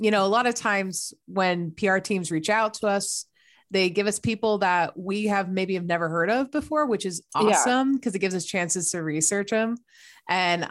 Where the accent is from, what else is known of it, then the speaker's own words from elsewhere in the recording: New York, United States; moved away; I'm originally from New York as well